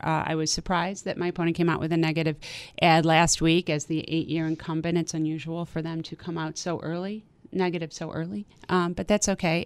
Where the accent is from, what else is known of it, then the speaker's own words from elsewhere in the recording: Amherst, New York, United States; moved away as an adult; now in Hamburg, United States; I grew up in Amherst. My dad's a South Buffalo guy. Um, and I grew up in Amherst